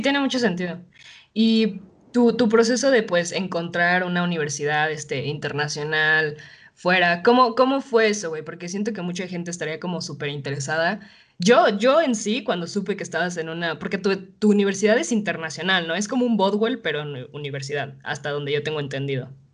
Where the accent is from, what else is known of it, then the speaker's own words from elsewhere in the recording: Mexico City, Mexico; accent: chilango; also born or lived in Canada; por ser chilanga